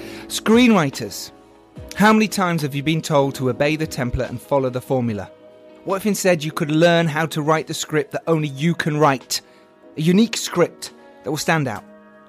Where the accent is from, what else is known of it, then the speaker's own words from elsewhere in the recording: England, United Kingdom; We're English, we're burning.